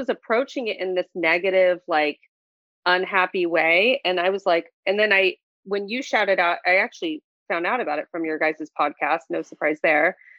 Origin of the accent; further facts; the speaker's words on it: Santa Barbara, California, United States; I was born and raised in Santa Barbara